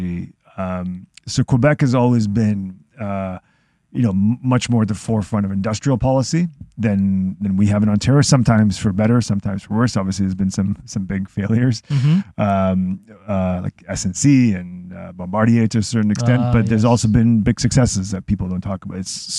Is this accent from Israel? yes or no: yes; Israel; now in Toronto, Canada; I'm from Israel, a very small country